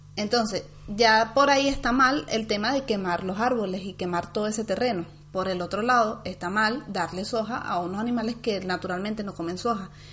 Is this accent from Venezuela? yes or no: yes; Venezuela; moved away; venimos de Venezuela